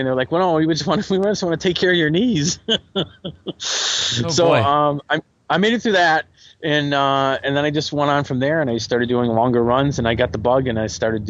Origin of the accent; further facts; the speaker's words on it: New England, United States; moved away; I did cross country in high school, and I ran in the woods, and I'm from New England.